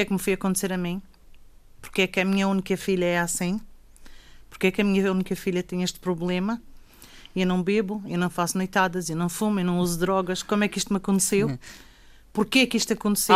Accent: Ponta do Sol, Madeira, Portugal; sou da Ponta de Sol. Hum e vivo e trabalho na Ponta do Sol

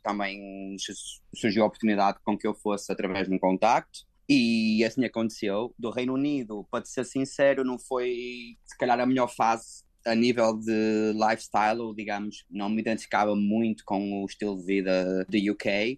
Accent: Portugal; moved away as an adult; now in Hong Kong; eu que sou europeu, como tu, não é? Português

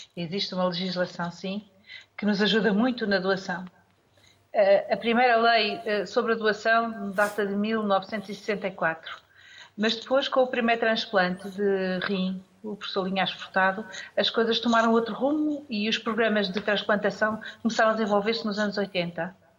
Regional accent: Portugal

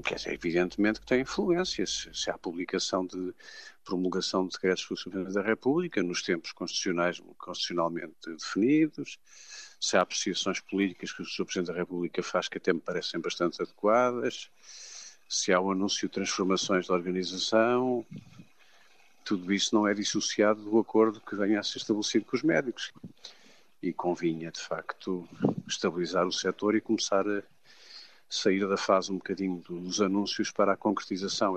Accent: Portugal; eu, enquanto português

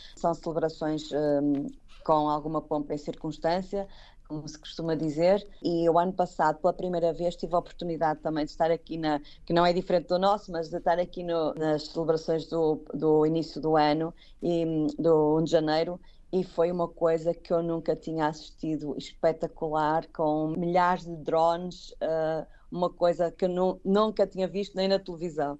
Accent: Braga, Norte, Portugal; moved away as an adult; now in Kuwait; eu, como sou de Braga, não tenho mar

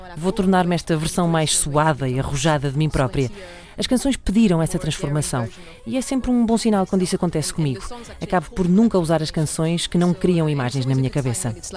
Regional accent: France; first language French; Portuguese is a second language; sou francesa

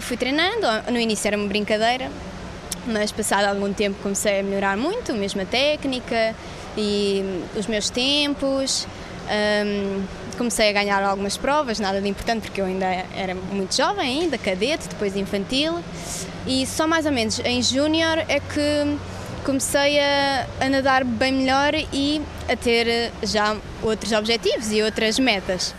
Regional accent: Portugal; Portuguese is a second language; also born or lived in Russia; tenho 20 anos e nasci na Rússia. Vim para, vim para Portugal aos 6 anos de idade

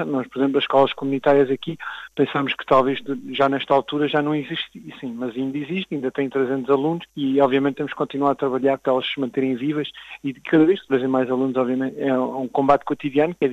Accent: Portugal; now in Toronto, Canada; para nós termos também como portugueses uma certa voz e uma certa representatividade naquilo que somos como comunidade, não só no Canadá

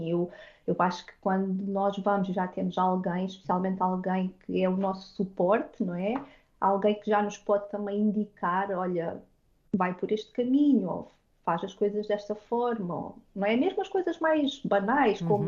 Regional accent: Portugal; now in Hamilton, Canada; obrigado por ter esta oportunidade de estar a partilhar a minha experiência como portuguesa pelo mundo.

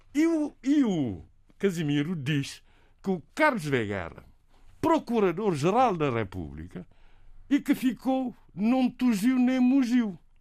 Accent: Cape Verde; first language Cape Verdean Creole; Portuguese is a second language; a nossa língua materna seja chamada de crioulo, que se deve dizer língua cabo-verdiana

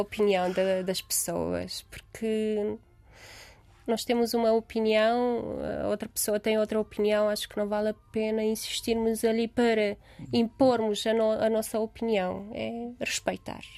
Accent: Romania; born or raised there; Portuguese is a second language; moved away as an adult; now in Lisbon, Portugal

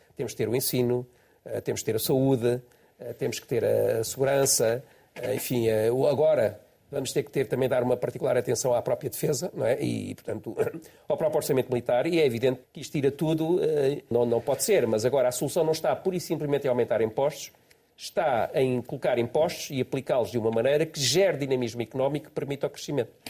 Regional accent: Estoril, Lisbon, Portugal; Foi onde eu nasci

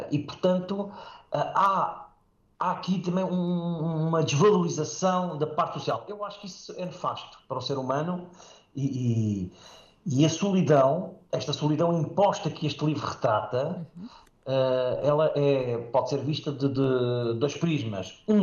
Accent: Safara, Beja District, Portugal; also born or lived in Moura; e no qual fui criado até aos 20, até aos 20 anos, portanto, claro que lá estive, portanto, na, sendo a minha aldeia, Safara, no Conselho de Moura

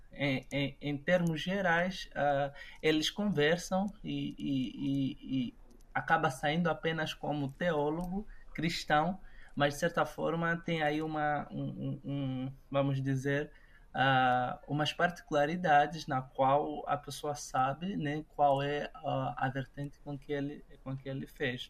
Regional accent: Lubango, Huíla, Angola; also born or lived in Huambo, Angola; eu nasci no Ambo, em plena guerra civil, na, eh, na década de 90.

